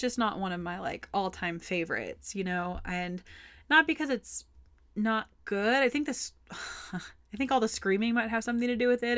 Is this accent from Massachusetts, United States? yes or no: no; Texas, United States; I'm from Texas